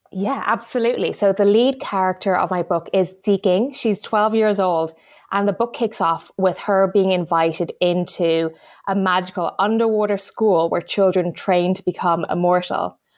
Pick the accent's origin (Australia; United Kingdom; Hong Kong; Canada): Hong Kong; moved away; I grew up in Hong Kong